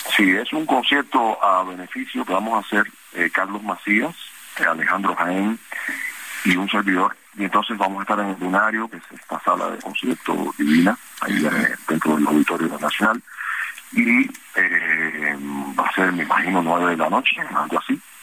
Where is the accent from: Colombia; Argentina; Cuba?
Cuba; also born or lived in Mexico; now in Miami, United States; soy cubano, mexicano, americano